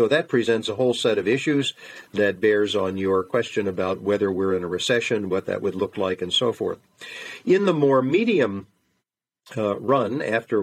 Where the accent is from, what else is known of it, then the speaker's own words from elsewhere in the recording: United States; I'm an American